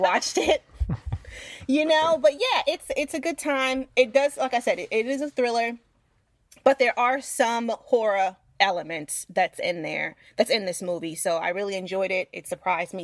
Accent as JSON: {"language": "English", "region": "New York", "country": "United States", "said": "I'm from New York"}